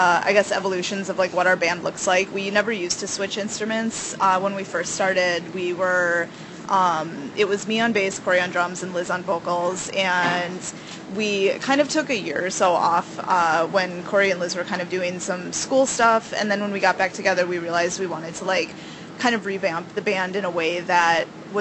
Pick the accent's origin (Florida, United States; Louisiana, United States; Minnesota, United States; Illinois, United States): Minnesota, United States; Minneapolis; We're from Minneapolis, Minnesota